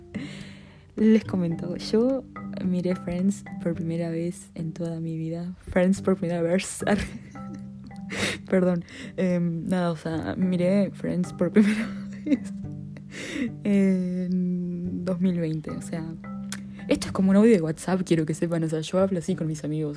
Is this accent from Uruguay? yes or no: yes; Uruguay; pero de Uruguay